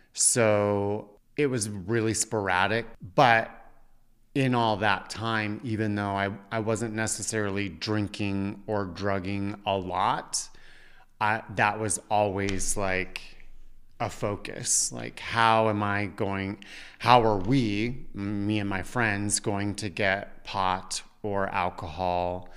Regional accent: Parker, Colorado, United States; moved away; also born or lived in New York; growing up in Parker, Colorado

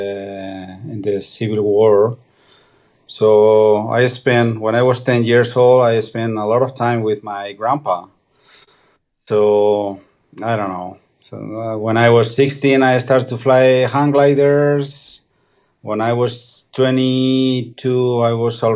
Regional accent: Aragon, Spain; Well, obviously we are from Spain. We live in Aragon.

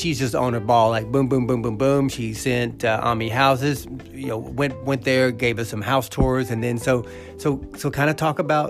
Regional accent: North Georgia, United States; because I was born and raised here. So I'm just used to the people. I'm used to the vibe. To me, it's very typical because I grew up in North Georgia, but I'm very familiar with the city. And I'm a Georgian, you know, it's where I was born and raised.

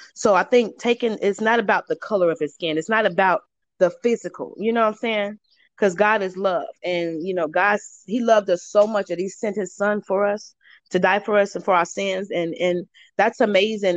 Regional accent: Chicago, Illinois, United States; moved away; I'm from Chicago, Illinois

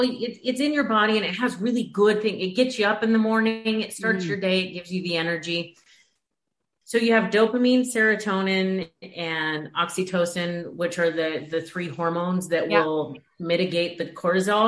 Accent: Washington, United States; moved away; also born or lived in Oregon / Chicago; Originally, I'm from Washington and Oregon. Like, I grew up in Washington.

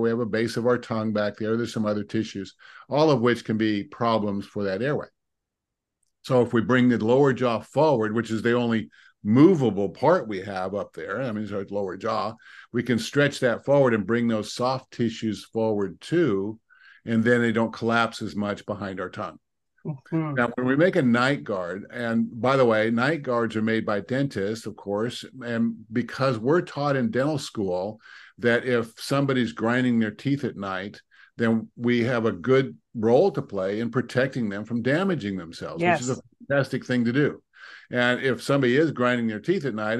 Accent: Seattle, Washington, United States; also born or lived in Dallas; I had moved back to my hometown in Seattle

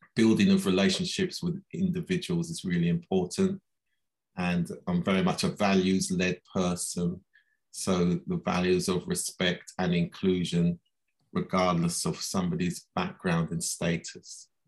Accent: London, United Kingdom; I was born here in London

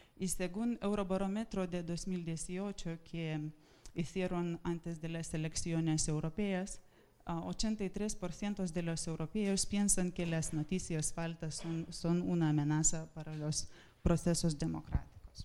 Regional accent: Lithuania; Spanish is a second language; moved away as an adult; now in Spain; vengo del Ministerio de Asuntos Exteriores de Lituania

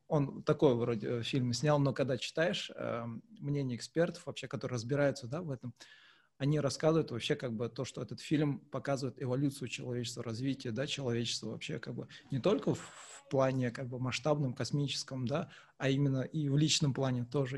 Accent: Kazakhstan; мы казахи

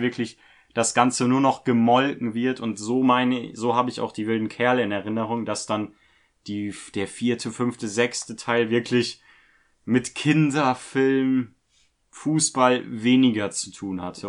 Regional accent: Germany; wir als Deutsche

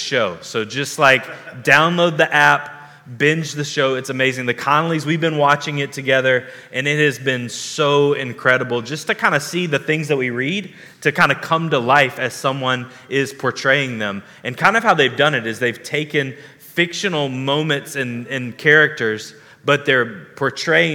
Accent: the South, United States; growing up in the South

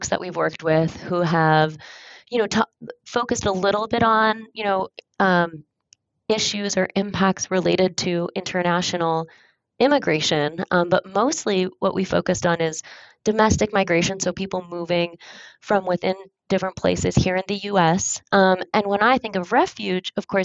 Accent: Michigan, United States; I was born and raised in Michigan, and I spent my summers in Ontario

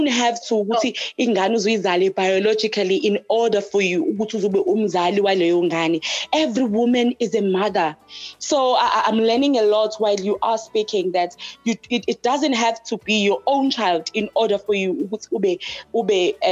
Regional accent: Hammarsdale, KwaZulu-Natal, South Africa; now in Pietermaritzburg, South Africa; Born and raised in Hammersdale, currently I'm living in PMB.

